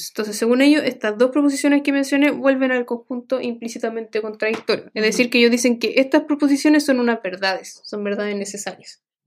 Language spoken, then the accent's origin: Spanish; Santiago, Santiago Metropolitan Region, Chile; como soy de Santiago